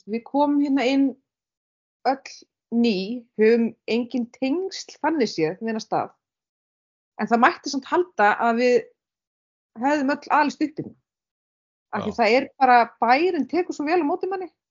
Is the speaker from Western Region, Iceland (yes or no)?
no; Bíldudalur, Westfjords, Iceland; also born or lived in Reykjavík; now in Stöðvarfjörður, Iceland; ég er frá Bíldudal